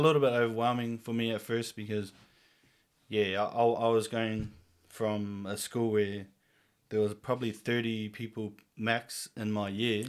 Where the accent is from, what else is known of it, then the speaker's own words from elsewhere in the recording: Whangarei, Northland, New Zealand; born and raised here in Whangarei.